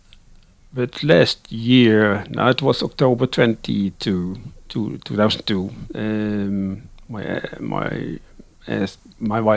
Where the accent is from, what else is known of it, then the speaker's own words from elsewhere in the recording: Netherlands; English is a second language; moved away as an adult; now in Sweden; I'm living in Sweden, but actually I'm born and raised in the Netherlands, and I've lived my first 36 years